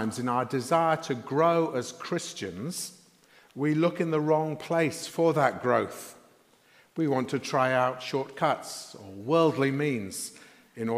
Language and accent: English; Sheffield, Yorkshire and the Humber, United Kingdom; When I was growing up in Sheffield in the 1960s, I used to travel to school by bus